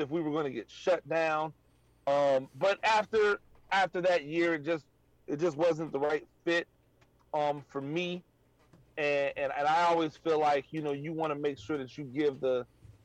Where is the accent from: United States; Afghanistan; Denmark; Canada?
United States; Tampa, Florida; moved away as an adult; also born or lived in Paterson, New Jersey / Chicago, Illinois; now in Savannah, United States; I was born in Patterson, Jersey. I spent a little of my early youth in Chicago, Illinois, but the family's is in Tampa. That's where I spent my adolescence at.